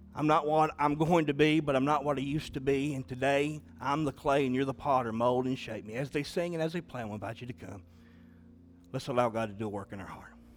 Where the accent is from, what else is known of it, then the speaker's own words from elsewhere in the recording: Southeastern Kentucky, United States; I'm from Southeastern Kentucky